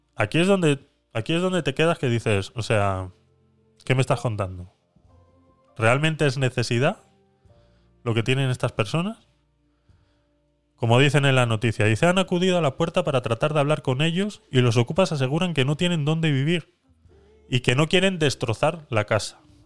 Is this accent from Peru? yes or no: no; Spain; moved away; also born or lived in Panama; yo presenté todos mis papeles como retornado español